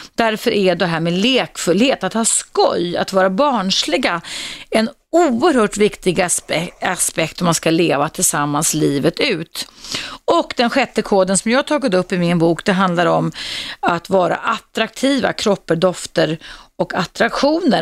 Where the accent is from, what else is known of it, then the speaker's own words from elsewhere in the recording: Dalarna County, Sweden; Jag härstammar från Dalarna där man säger jag kan själv